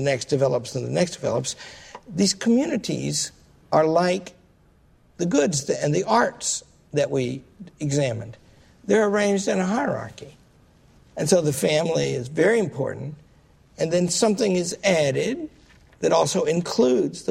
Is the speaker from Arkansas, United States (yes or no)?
yes; Arkansas, United States; I come from Arkansas